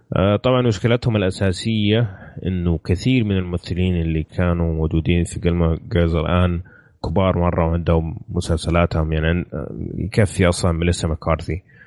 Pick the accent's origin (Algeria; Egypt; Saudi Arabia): Saudi Arabia; عندنا في السعوديه